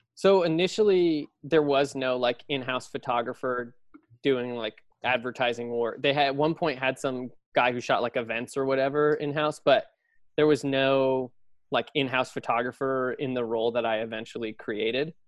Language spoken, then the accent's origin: English; Los Altos, California, United States; moved away as an adult; now in New York, United States; I grew up in the Bay Area in Los Altos, um, right near Apple